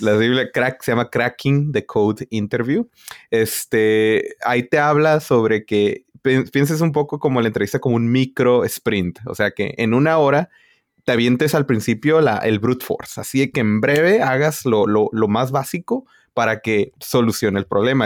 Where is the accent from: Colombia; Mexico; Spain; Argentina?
Mexico; northern Mexico border; Y yo de la frontera